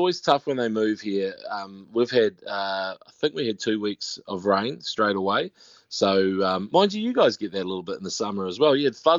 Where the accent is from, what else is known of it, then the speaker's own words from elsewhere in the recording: Te Awamutu, Waikato, New Zealand; I'm from a place called Te Awamutu, but it's nearer Kawhia Harbour